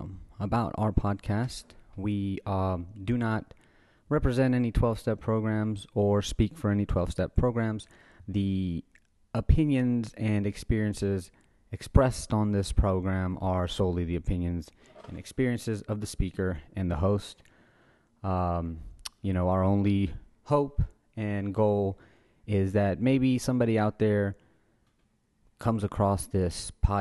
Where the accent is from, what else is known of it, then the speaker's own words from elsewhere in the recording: Guatemala; now in New Orleans, United States; I'm from Guatemala originally, yeah. So I grew up eating tamales.